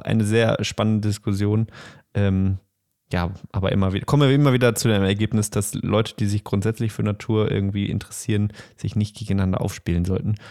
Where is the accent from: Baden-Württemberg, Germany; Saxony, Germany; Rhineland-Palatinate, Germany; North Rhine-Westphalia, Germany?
North Rhine-Westphalia, Germany; Bochum; Ich komme auch aus Bochum